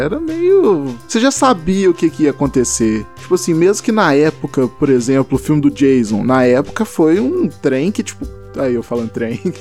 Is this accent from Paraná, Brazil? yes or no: no; Belo Horizonte, Minas Gerais, Brazil; eu sou daqui de BH, que eu sou de Minas